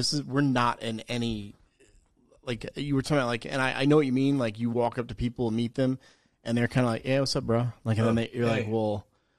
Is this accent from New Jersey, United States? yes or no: yes; New Jersey, United States; moved away; also born or lived in South Carolina; I'm from New Jersey originally.